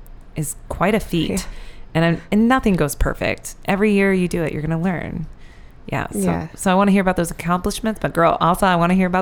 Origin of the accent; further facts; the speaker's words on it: Iowa, United States; also born or lived in Oklahoma; I'm born in Oklahoma and raised in Iowa.